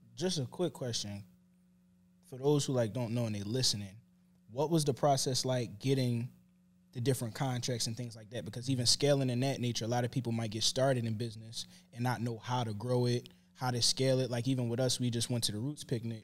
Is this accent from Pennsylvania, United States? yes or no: yes; Philadelphia, Pennsylvania, United States; I'm from West Philly.